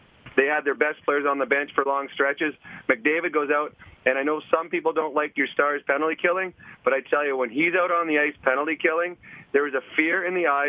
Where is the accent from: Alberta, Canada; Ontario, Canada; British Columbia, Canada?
Alberta, Canada; St. Albert; this is my hometown